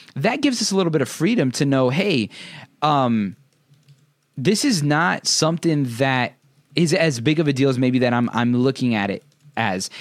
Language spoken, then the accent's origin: English; United States; growing up in America